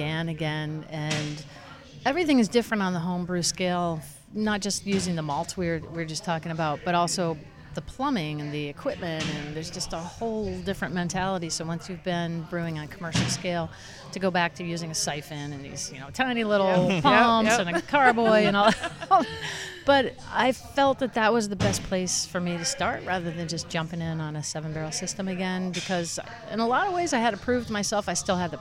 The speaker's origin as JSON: {"language": "English", "region": "Indiana", "country": "United States", "tie": "born or raised there", "moved": "yes", "lives_now": "Milford, United States", "said": "I grew up in Indiana"}